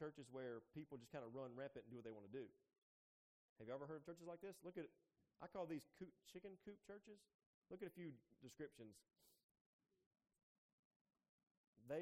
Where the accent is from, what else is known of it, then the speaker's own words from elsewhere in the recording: United States; I grew up in Jones County